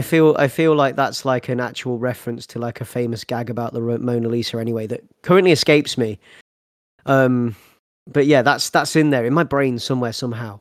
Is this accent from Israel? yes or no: no; north of Watford, England, United Kingdom; I, am not from London. I'm I'm from north of Watford